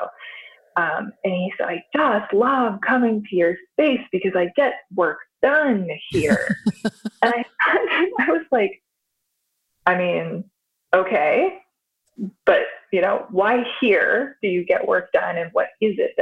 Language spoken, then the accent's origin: English; Idaho, United States; moved away; also born or lived in Baltimore, Maryland / Seattle; I was born in Idaho, and then my parents moved us to Baltimore, and I was going to a private school that was connected to Johns Hopkins University. And I had an incredible opportunities for schooling and programming and classes when I was there. And then in high school, I moved to Idaho, very rural Idaho